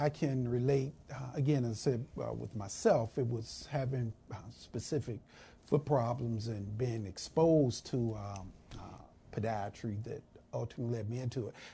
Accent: Winston-Salem, North Carolina, United States; there was actually a black hospital in uh, my hometown of uh, Winston-Salem.

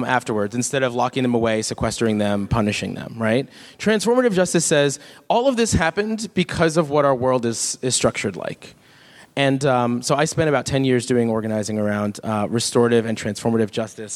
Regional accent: Jamaica; I'm not Cuban. I'm Jamaican

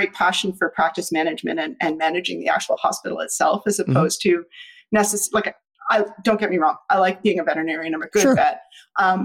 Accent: Ottawa, Ontario, Canada; Ottawa's my hometown. I was born here

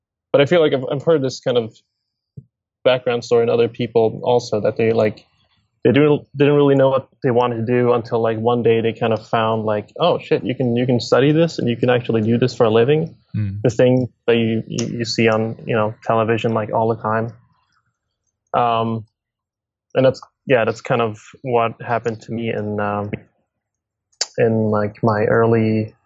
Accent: Stockholm, Stockholm County, Sweden; I'm born and raised in Stockholm, Sweden

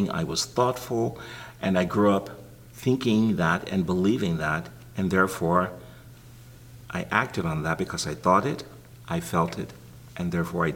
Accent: Greenville, Texas, United States; I was born and reared in Greenville, Texas

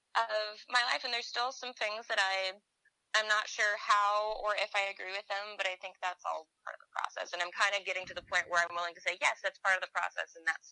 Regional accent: Pacific Northwest, United States; but I grew up in the Pacific Northwest, and that's where we mostly toured

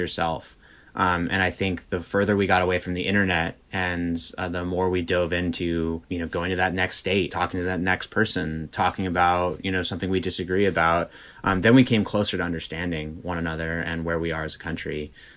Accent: Berkeley, California, United States; I grew up in Berkeley, not that far from uh, where the Black Panthers were founded

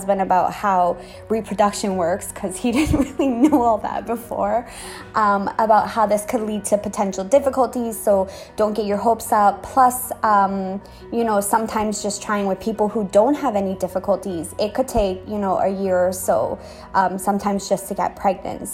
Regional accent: Canada; moved away as an adult; also born or lived in Trinidad; now in Trinidad and Tobago; I'm Canadian

